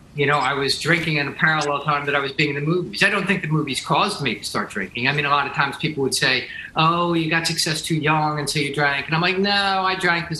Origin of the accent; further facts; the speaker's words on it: New Jersey, United States; I'm from New Jersey